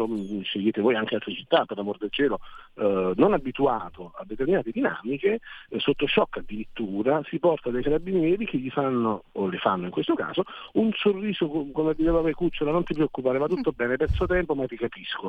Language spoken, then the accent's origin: Italian; Naples, Campania, Italy; now in Milan, Italy; io vengo da Napoli